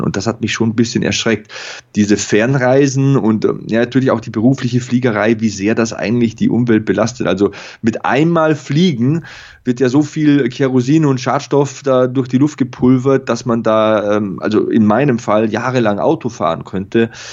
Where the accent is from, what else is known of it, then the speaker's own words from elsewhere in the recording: Lower Bavaria, Germany; moved away; meine Eltern, die haben große Grundstücke, da wo ich herkomme, in Niederbayern und in Passau